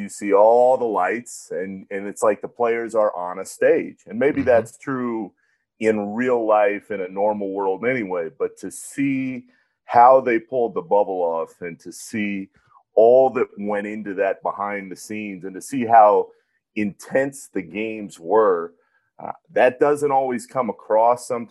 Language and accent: English; Orlando, Florida, United States; moved away; my hometown, to drive 25 minutes from the house I grew up